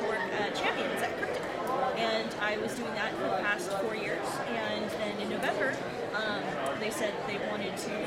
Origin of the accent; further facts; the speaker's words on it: Pittsburgh, Pennsylvania, United States; Pittsburgh, which is my hometown